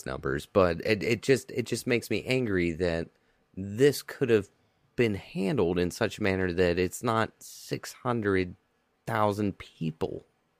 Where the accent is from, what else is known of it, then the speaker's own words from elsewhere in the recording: Kentucky, United States; moved away; I'm from Kentucky.